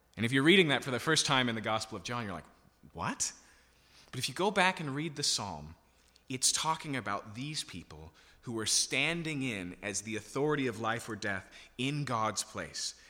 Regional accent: Yakima, Washington, United States; I grew up in Yakima, so I can still remember my very first year of high school

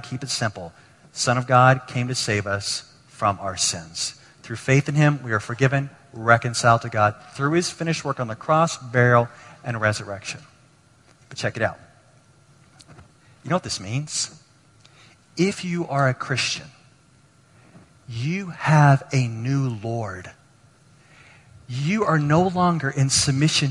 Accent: Texas, United States; I grew up in Texas

